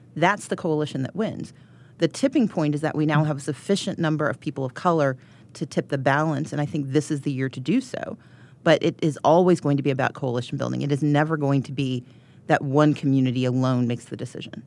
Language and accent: English; Georgia, United States; I'm from Georgia